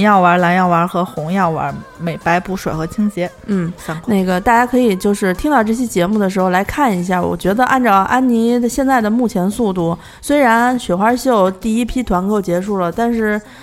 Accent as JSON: {"language": "Chinese", "area": "Landianchang area", "region": "Beijing", "country": "China", "tie": "born or raised there", "said": "我们家小时候住在，就是现在我们家那地儿已经成了大商场了，但是小的时候那边儿专门儿有一个盲人工厂，就是在那个蓝电厂那一带"}